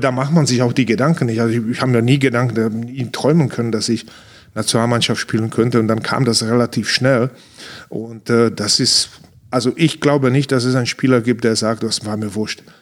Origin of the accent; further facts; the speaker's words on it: Ostrava, Moravian-Silesian Region, Czechia; German is a second language; moved away as an adult; also born or lived in Frankfurt, Germany; now in Munich, Germany; in Ostrava in meiner Heimatstadt